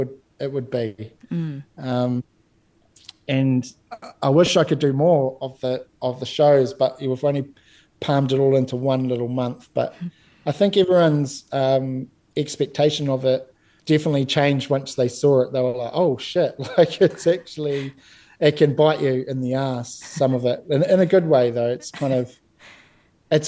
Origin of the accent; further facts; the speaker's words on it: New Zealand; I was raised in Te Ao Māori, so, you know, I'm from that kohanga generation